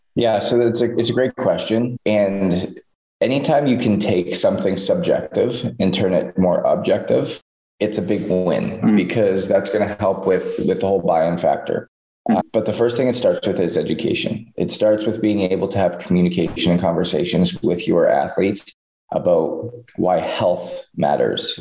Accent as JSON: {"language": "English", "country": "Canada", "tie": "born or raised there", "said": "growing up in Canada"}